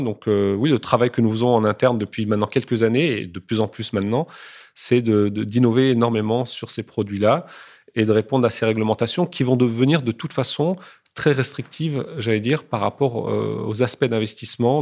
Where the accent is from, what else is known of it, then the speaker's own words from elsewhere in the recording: France; je suis né en France, j'ai toujours euh, mangé français